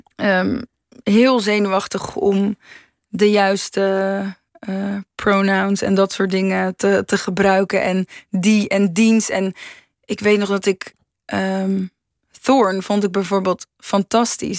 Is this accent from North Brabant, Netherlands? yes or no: no; Rotterdam, South Holland, Netherlands; ik kom uit Rotterdam, dus de Maas en de Wereldhavendagen zijn eh, heel erg aanwezig geweest in mijn jeugd